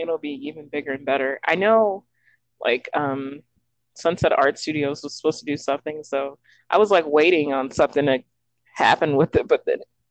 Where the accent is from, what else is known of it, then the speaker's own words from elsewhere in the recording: La Grange, Texas, United States; I'm from LaGrange, Texas